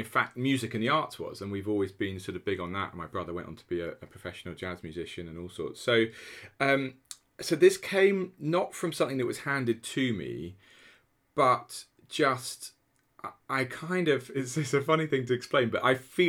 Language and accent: English; Norwich, East of England, United Kingdom; You know, I am the son of two secondary school teachers. I grew up in Norwich.